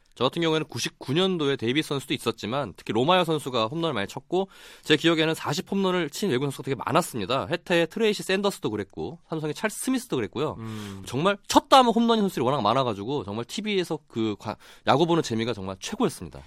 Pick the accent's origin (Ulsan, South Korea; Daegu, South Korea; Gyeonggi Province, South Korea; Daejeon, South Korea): Daejeon, South Korea; 제가 고향이 대전이다 보니까